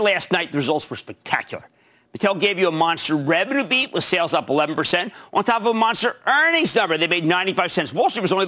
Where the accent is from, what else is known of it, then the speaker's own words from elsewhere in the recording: New Jersey, United States; my home state, New Jersey